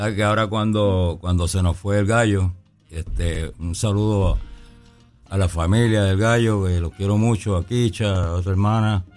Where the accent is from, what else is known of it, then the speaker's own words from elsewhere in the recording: Bayamón, Puerto Rico; also born or lived in New York / Arecibo; yo nací en Nueva York, pero muy pequeñito, a los tres o cuatro años. Mis, padres me trajeron para Bayamón y fuimos a, fuimos a parar a Arecibo, el barrio Garrochales de Arecibo